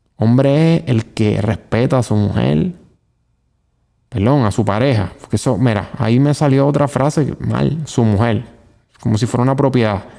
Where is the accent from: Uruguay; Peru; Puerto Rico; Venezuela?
Puerto Rico; vivir aquí y llamarme puertorriqueño